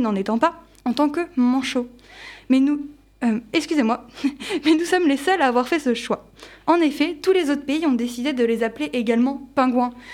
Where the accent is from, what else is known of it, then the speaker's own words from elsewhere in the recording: France; Nous, Français